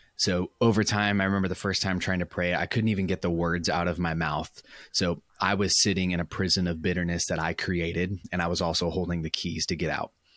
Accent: Orange County, California, United States; moved away as an adult; also born or lived in Michigan; I was born in Orange County, California, which is where I currently live, currently work

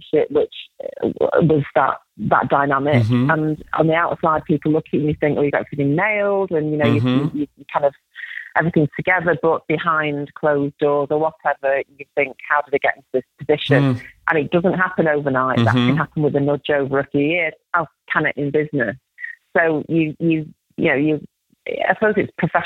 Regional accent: Salford, North West England, United Kingdom; I grew up in Salford in Manchester in the 70s

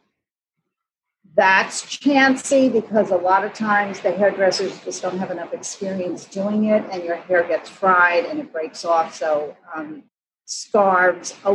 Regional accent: New York City, New York, United States; I grew up in New York City

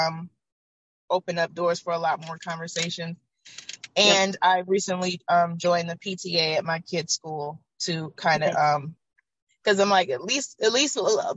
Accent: Oakland, California, United States; also born or lived in Georgia; Once I moved back to Oakland from Georgia, growing up here

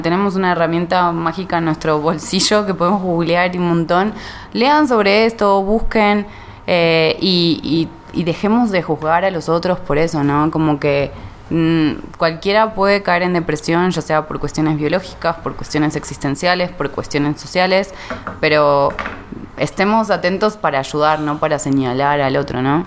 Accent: Argentina; now in Mexico

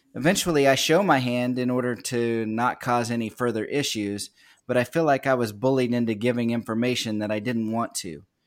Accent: Kansas, United States; now in Virginia, United States; I'm from a little nowhere town in Kansas. Ended up found my way to the East Coast over here in in Virginia

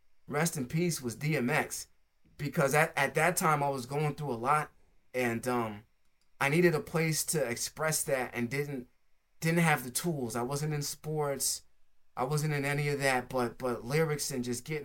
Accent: New Jersey, United States; also born or lived in California; I came from California to New Jersey

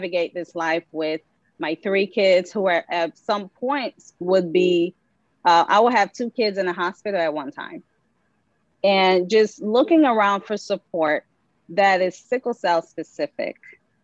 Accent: Liberia; moved away; I'm originally from Liberia, that's West Africa.

